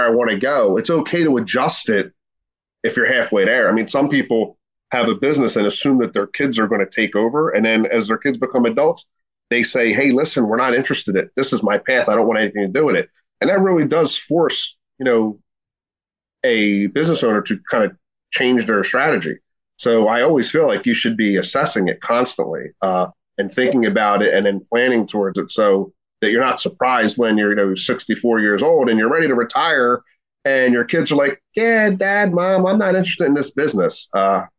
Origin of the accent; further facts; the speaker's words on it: Delco, Pennsylvania, United States; when I was growing up in the 80s, like nobody said I'm from Delco